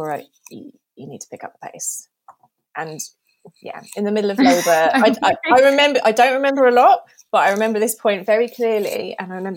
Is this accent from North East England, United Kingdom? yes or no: no; Norfolk, East of England, United Kingdom; I grew up in Norfolk